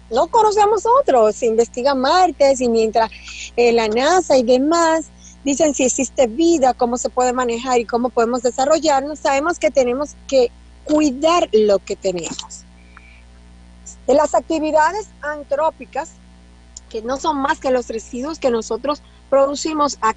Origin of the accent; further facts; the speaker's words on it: Dominican Republic; El dominicano tiene la creencia usted que es dominicano, doctor, que somos hijos del Padre, que no es mentira, y que estamos protegidos